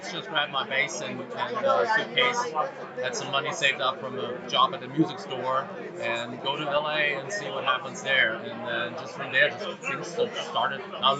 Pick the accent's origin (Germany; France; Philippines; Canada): Germany; Ludwigshafen, Rhineland-Palatinate; accent: German; English is a second language; now in Tennessee, United States; I am actually from Germany.